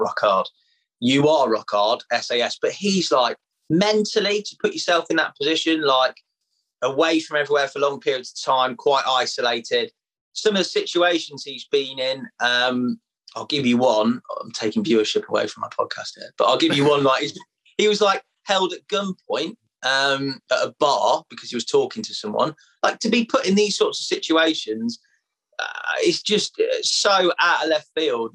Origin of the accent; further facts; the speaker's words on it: Leicester, East Midlands, United Kingdom; I'm from Leicester, mate, miles away from the sea